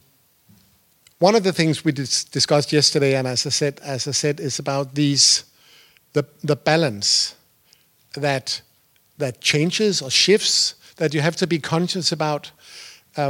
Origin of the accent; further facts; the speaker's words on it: Denmark; I used to be a producer. I'm from Denmark.